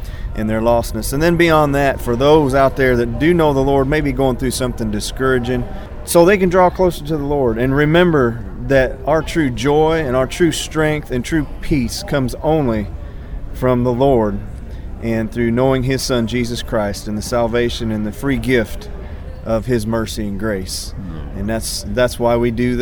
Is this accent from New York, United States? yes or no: no; Macon, Missouri, United States; We're from a town in north central Missouri called Macon, Missouri